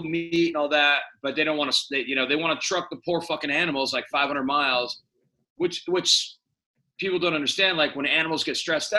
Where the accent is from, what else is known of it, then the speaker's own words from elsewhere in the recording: San Francisco, California, United States; I was born here 55 years ago. It's not the same city, but it is. And what I love about San Francisco, it is still fucking San Francisco.